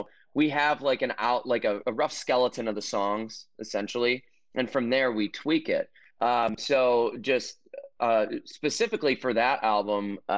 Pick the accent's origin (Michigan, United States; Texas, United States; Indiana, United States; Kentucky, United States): Michigan, United States; Detroit; And I think that's my hometown, like where I grew up.